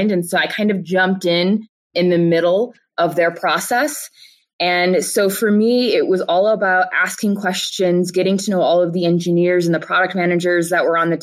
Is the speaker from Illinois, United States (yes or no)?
yes; Chicago, Illinois, United States; now in Denver, United States; I'm originally from Chicago